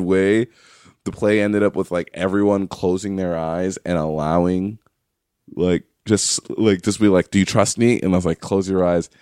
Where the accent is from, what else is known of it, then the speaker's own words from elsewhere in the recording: New York, United States; moved away; also born or lived in McAllen, Texas; I'm from New York. I went to school in McAllen, Texas